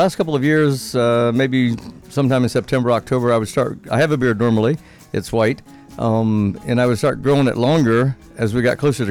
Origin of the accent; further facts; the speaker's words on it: Naples, Florida, United States; also born or lived in Fort Eustis, Virginia / Indiana; Went back to Indiana, and then we moved to Naples from Indiana in 1962, the summer of 62.